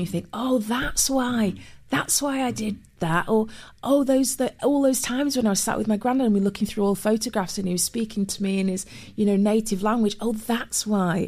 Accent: Manchester, North West England, United Kingdom; moved away as an adult; also born or lived in Cheshire; now in London, United Kingdom; I was born in Manchester, grew up as a kid in Manchester

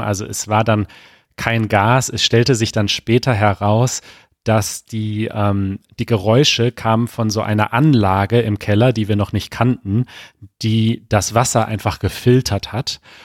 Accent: Germany; als Deutscher

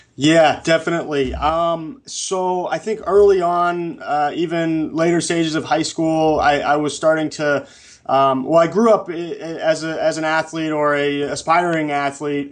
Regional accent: New England, United States; moved away as an adult; also born or lived in Bakersfield; now in Los Angeles, United States; I grew up in New England

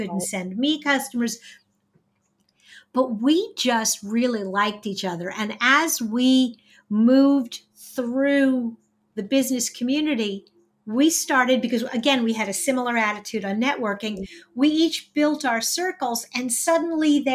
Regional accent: New York, United States; also born or lived in Texas; now in Indiana, United States; I'm originally from New York

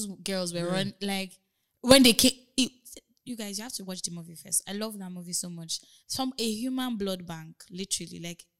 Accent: Nigeria; we're Nigerian bands

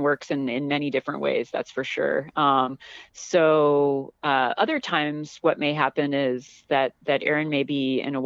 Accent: Southern California, United States; moved away as an adult; I grew up in Southern California

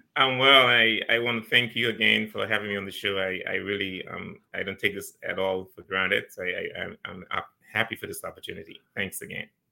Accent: Turks & Caicos Islands; also born or lived in Ohio, United States; I grew up here in the Turks and Caicos Islands.

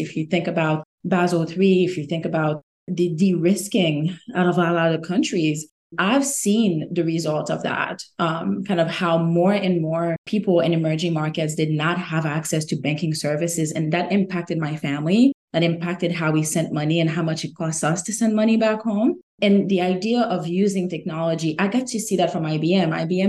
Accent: Haiti; now in United States; I'm originally from Haiti, born and raised. And when I migrated to the US, I became fascinated by the concept of financial markets

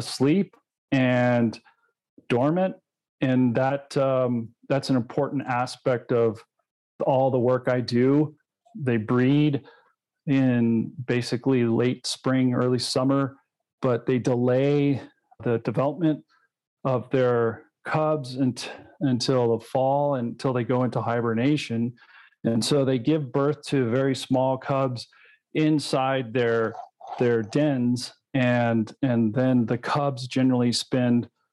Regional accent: Colorado, United States; my home state of Colorado

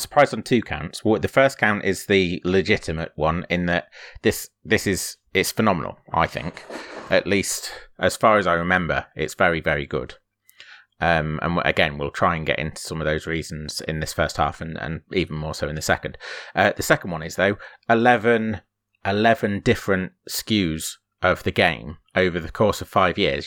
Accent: Grimsby, Yorkshire and the Humber, United Kingdom; a shop that we used to have in Grimsby, i, in my, in my hometown

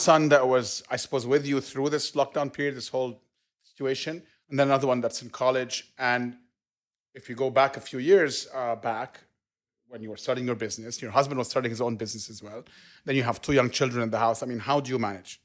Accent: Cairo, Cairo Governorate, Egypt; moved away; I grew up in Cairo all, all my life

